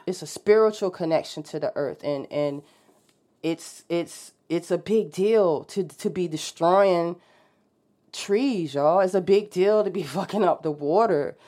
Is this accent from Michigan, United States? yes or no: no; Norfolk, Virginia, United States; I grew up in Norfolk